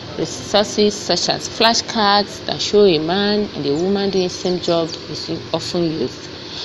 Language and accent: English; Nigeria; as a Nigerian